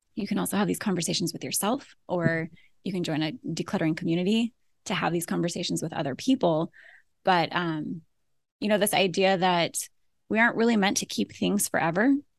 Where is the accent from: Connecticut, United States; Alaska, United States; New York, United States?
Alaska, United States; moved away as an adult; also born or lived in Florida / Idaho / Southern California; now in Ohio, United States; we were born and raised in Alaska.